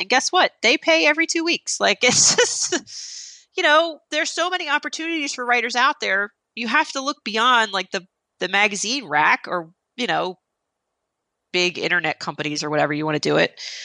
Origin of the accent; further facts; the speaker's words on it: New Jersey, United States; I'm Italian. I'm from New Jersey